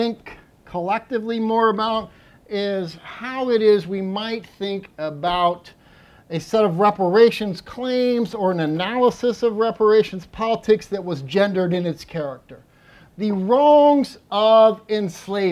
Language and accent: English; Columbia, Missouri, United States; Columbia, Missouri, my hometown